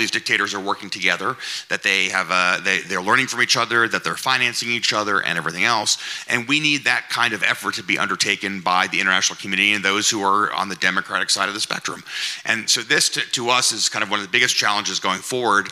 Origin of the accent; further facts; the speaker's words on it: United States; I'm an American